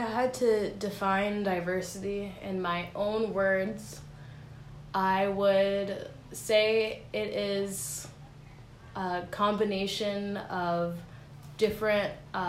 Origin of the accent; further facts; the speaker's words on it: Cincinnati, Ohio, United States; now in Fresno, United States; I am a junior here studying theater, and I'm from Cincinnati, Ohio.